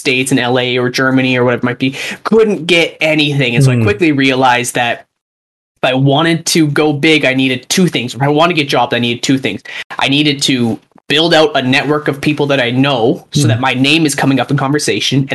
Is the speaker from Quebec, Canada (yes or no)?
no; Calgary, Alberta, Canada; moved away as an adult; also born or lived in Edinburgh, Scotland / Toronto; I moved back to my home city of Calgary.